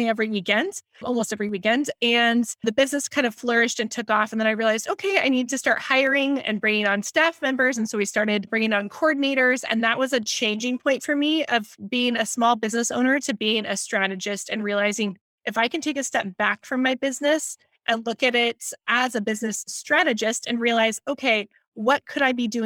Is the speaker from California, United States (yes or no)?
yes; San Diego, California, United States; I'm in San Diego, California. That's where I'm based out of. And I grew up here in San Diego and absolutely love it